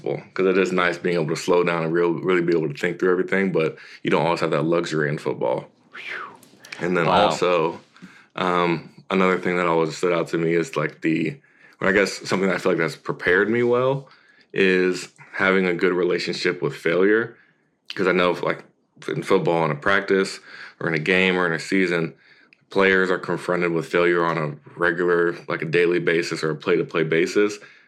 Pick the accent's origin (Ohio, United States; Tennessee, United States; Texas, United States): Tennessee, United States; also born or lived in California; So, I mean, I was born in California, and I moved around a good bit before I got to Tennessee, but the majority of my life I spent in Tennessee.